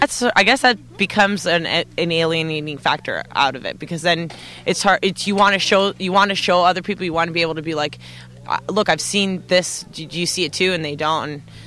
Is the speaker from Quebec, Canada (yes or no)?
no; Toronto, Ontario, Canada; I'm from Toronto, Ontario, Canada.